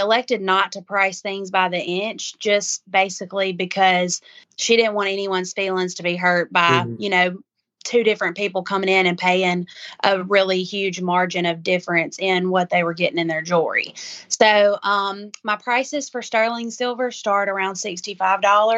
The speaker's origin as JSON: {"language": "English", "town": "Macon", "region": "Mississippi", "country": "United States", "said": "I'm from Macon, Mississippi, which is kind of East Mississippi area"}